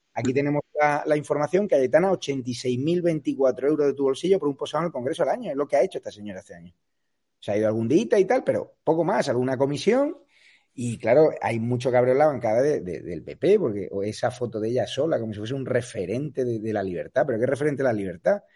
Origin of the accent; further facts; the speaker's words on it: Spain; como español